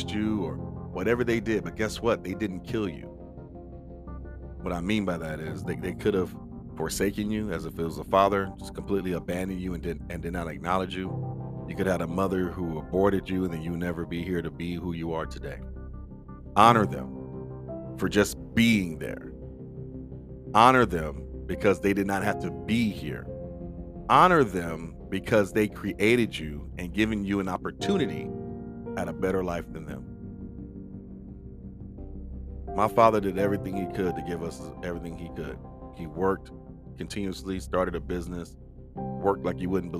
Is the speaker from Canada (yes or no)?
no; Compton, California, United States; also born or lived in Carson, California; we grew up in the Compton Carson area